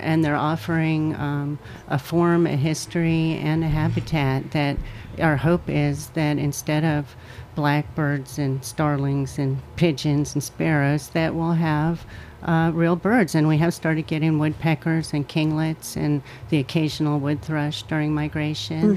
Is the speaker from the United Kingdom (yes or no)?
no; Virginia, United States; now in New York, United States; I grew up in Virginia